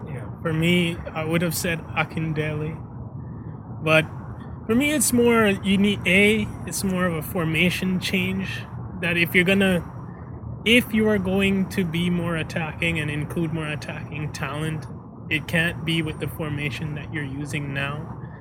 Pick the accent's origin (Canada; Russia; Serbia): Canada; I'm Canadian